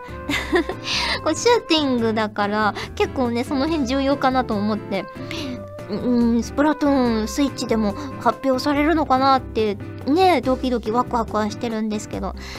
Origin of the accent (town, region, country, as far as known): Fukuoka, Japan; accent: Hakata dialect; now in Tokyo, Japan